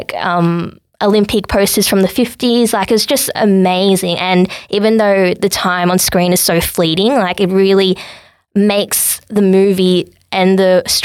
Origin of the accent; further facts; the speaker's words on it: Sydney, New South Wales, Australia; I was born in Sydney with my parents